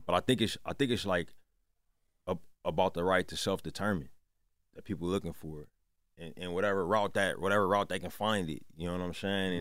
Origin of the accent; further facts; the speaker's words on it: Oakland, California, United States; also born or lived in Richmond, California; I was born in Oakland. My whole family's from there.